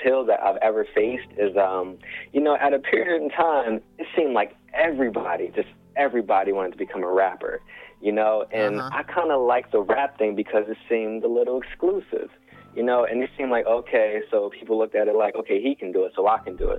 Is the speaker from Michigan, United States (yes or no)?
no; Chester, Pennsylvania, United States; I'm from Chester, man. Born and raised proudly